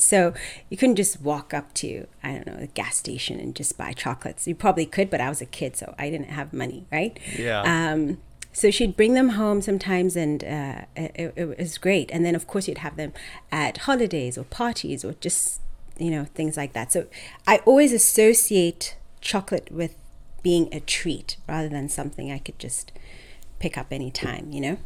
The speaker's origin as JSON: {"language": "English", "country": "Zimbabwe", "tie": "born or raised there", "also_born_or_lived": "Michigan, United States", "said": "I was actually born in Michigan. And okay. I moved to Zimbabwe when I was about three."}